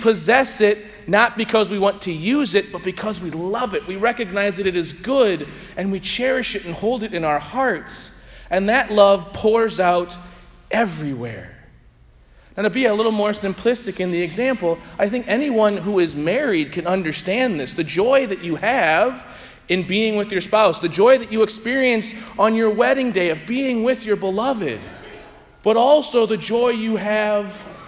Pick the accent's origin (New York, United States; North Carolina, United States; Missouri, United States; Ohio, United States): Missouri, United States; St. Louis; I was from St. Louis